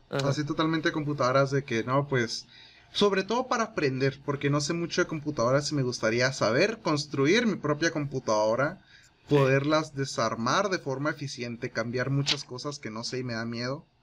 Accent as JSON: {"language": "Spanish", "region": "Chihuahua", "country": "Mexico", "said": "somos de Chihuahua"}